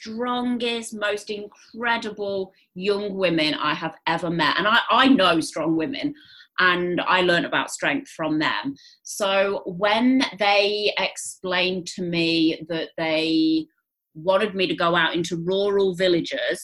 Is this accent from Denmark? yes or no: no; England, United Kingdom; moved away as an adult; also born or lived in Greece; now in Australia; you can hear from my accent. I grew up under the grey skies of England.